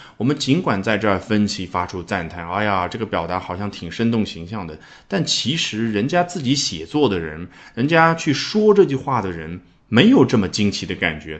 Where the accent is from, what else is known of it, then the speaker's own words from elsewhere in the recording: China; 我们中国人期盼过年一样的